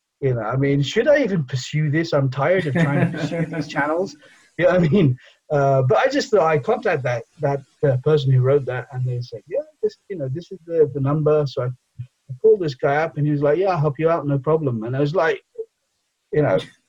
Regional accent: England, United Kingdom; first language Bengali; now in Edinburgh, United Kingdom; I was born in England, so obviously I speak English, but my mother tongue is otherwise Bengali.

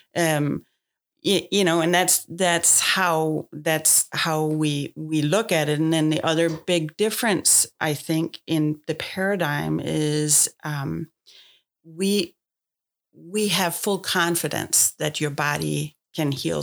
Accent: Denmark; moved away as an adult; now in United States; I grew up in Denmark

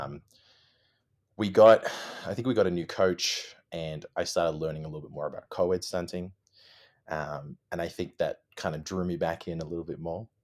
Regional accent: Sydney, New South Wales, Australia; moved away as an adult; also born or lived in Melbourne, Australia; I'm originally from, I was born in Sydney

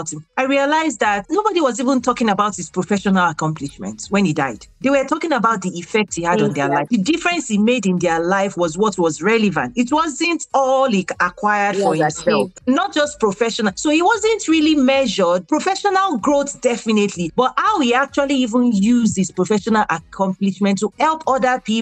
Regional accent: Nigeria; moved away as an adult; also born or lived in Abeokuta, Nigeria; now in United States; I'm a Nigerian American. I got my first degree in Nigeria

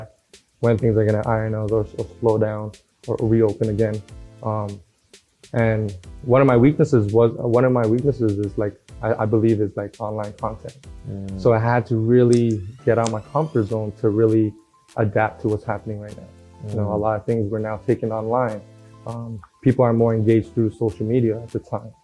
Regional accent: Toronto, Ontario, Canada; also born or lived in Regent Park / Jane and Finch / Malvern, Scarborough; I was born and raised in Regent Park, and then we moved to like Jane and Finch, Shepherd area, and then Mornell in the Malvern

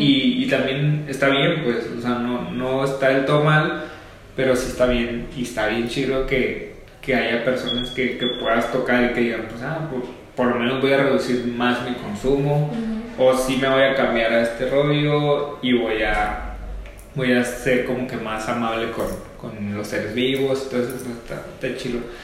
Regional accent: Ciudad Obregón, Sonora, Mexico; moved away; also born or lived in Hermosillo; yo soy de Oregón

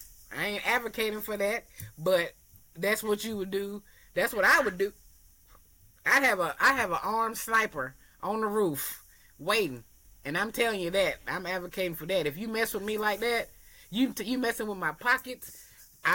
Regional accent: Murfreesboro, Tennessee, United States; moved away; also born or lived in Durham, North Carolina; I'm from Murfreesboro, so when I moved to Durham, North Carolina

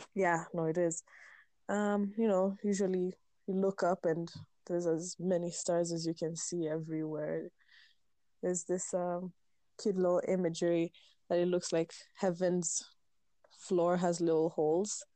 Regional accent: Meru, Meru County, Kenya; growing up in Meru, growing up in the hills of Meru

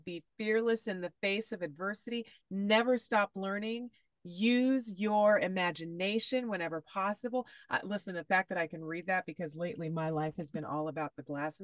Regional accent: Fresno, California, United States; my hometown, Fresno, California

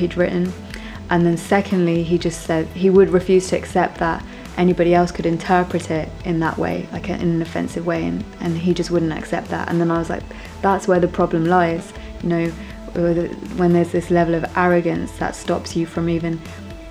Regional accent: London, United Kingdom; I grew up in London, born and bred

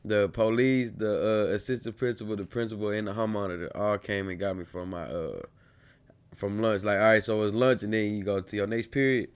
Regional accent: College Station, Texas, United States; also born or lived in Bryan, Texas; I moved back to College, uh, College Station, my second half of my fourth grade year

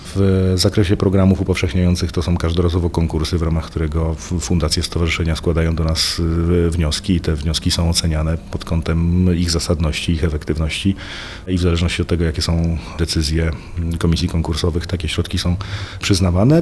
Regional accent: Poland; ja sam urodziłem się i wychowałem, ciągle mieszkam na pograniczu polsko-czeskim

